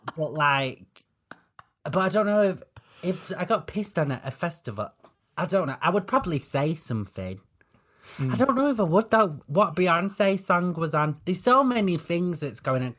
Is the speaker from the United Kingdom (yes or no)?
yes; the north of England, United Kingdom; I'm a lot more northern than I am gay